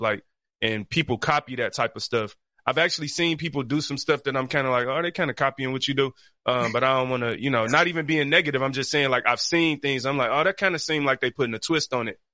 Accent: Detroit, Michigan, United States; I grew up on the east side of Detroit.

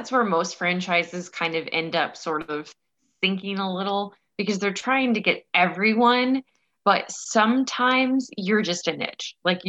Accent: Florida, United States; moved away as an adult; also born or lived in Oklahoma; now in South Carolina, United States; I was born in Oklahoma, but I basically lived in Florida from about 6 months old until I moved about 3 years ago.

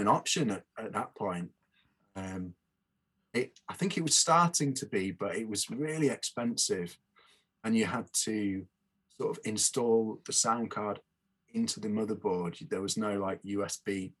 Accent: near Lincoln, East Midlands, United Kingdom; moved away as an adult; now in Leeds, United Kingdom; I grew up near Lincoln

